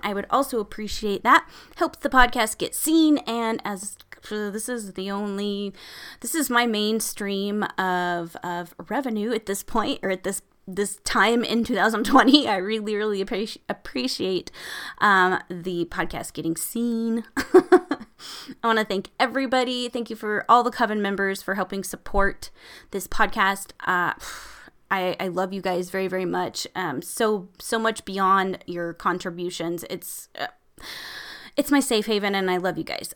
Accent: Nebraska, United States; my home state of Nebraska

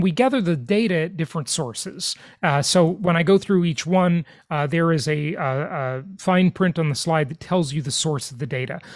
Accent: Los Angeles, California, United States; now in Florida, United States; my hometown where I grew up, Los Angeles, California.

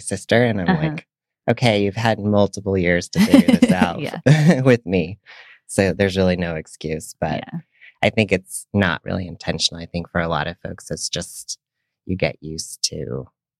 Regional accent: Missoula, Montana, United States; also born or lived in New York; now in San Francisco, United States; I grew up in Missoula, Montana, and I'm an identical twin

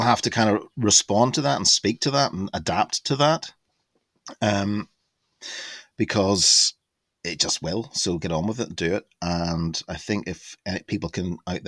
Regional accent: Larne, Northern Ireland, United Kingdom; now in Sussex, United Kingdom; my hometown Larne, there was linen weaving

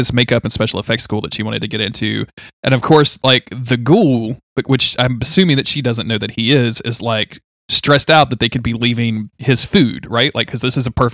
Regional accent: Ruston, Louisiana, United States; From Ruston, from the town I was born

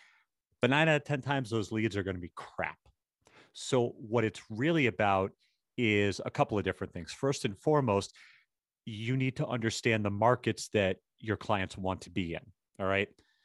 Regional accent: Boston, Massachusetts, United States; now in New York, United States; Dude, I'm from Boston and I live in New York. Very, very few things offend me.

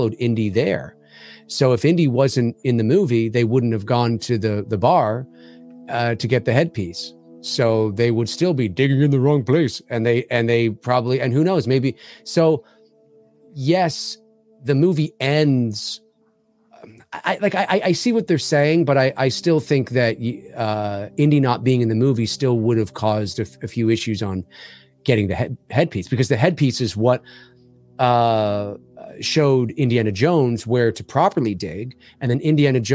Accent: Canada; I'm Canadian

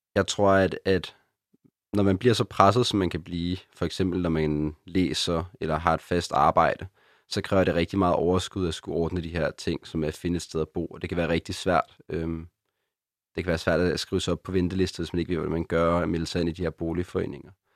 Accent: Copenhagen, Capital Region of Denmark, Denmark; er født og opvokset i København, og min familie bor her faktisk stadig

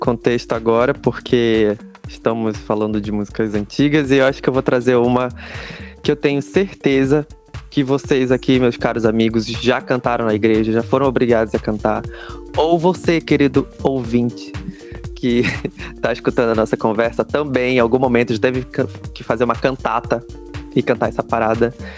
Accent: Pará, Brazil; o único paraense no meio de três mineiros

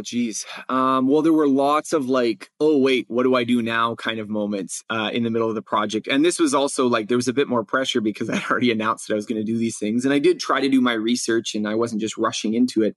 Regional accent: Canada; I had taken just a little bit, you know, in grade school in, in growing up in Canada.

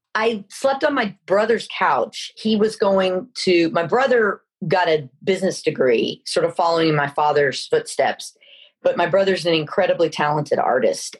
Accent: Dallas, Texas, United States; moved away as an adult; also born or lived in Los Angeles; I grew up in Dallas, Texas

